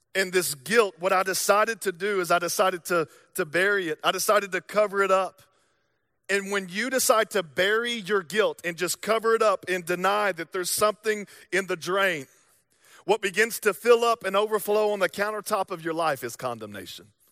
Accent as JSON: {"language": "English", "region": "the South", "country": "United States", "accent": "Southern drawl", "moved": "yes", "said": "I'm from the South"}